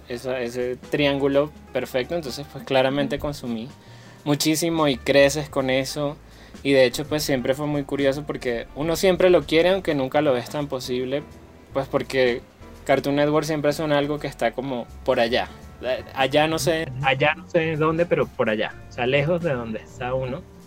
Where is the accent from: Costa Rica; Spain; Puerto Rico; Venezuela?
Venezuela; moved away as an adult; now in Bogotá, Colombia; emigré de Venezuela